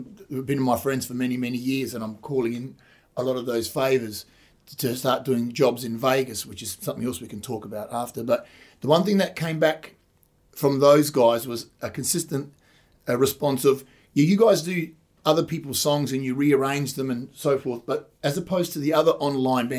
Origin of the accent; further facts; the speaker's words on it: Adelaide, South Australia, Australia; I was away at Adelaide, my hometown as well